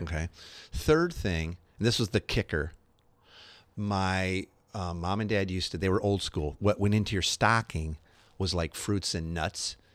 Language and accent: English; Chicago, Illinois, United States; I grew up in Chicago area